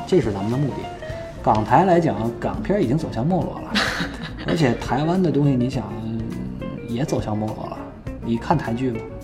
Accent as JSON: {"language": "Chinese", "region": "Beijing", "country": "China", "tie": "born or raised there", "also_born_or_lived": "France / Canada", "said": "我又是北京人"}